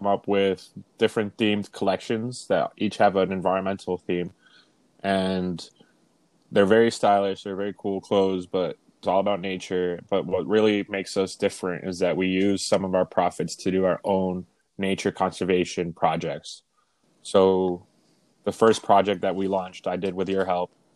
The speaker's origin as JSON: {"language": "English", "country": "Canada", "tie": "born or raised there", "also_born_or_lived": "Venezuela", "said": "I was born in Venezuela, but I grew up in Canada."}